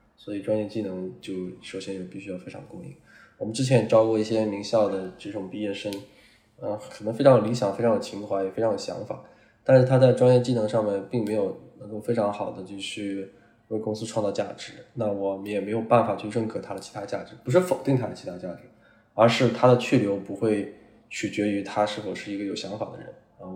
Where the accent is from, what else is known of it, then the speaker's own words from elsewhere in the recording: China; 我们中国人